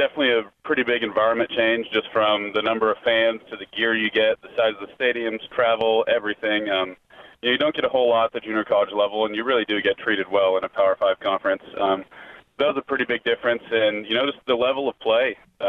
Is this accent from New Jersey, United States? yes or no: no; Lincoln, Nebraska, United States; because I grew up in Lincoln. I've been a Husker fan my entire life.